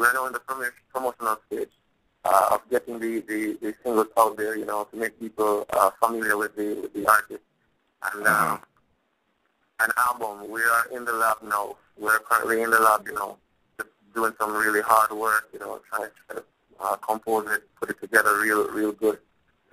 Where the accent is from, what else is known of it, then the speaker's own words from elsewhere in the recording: Clarendon, Jamaica; I am originally from Clarendon, Macon, Clarendon. That's in Jamaica, beautiful island of Jamaica